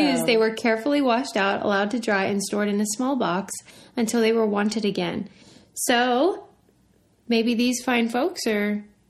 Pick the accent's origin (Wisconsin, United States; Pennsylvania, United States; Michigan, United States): Pennsylvania, United States; Pittsburgh; because I'm from Pittsburgh and so there are Amish people around a lot.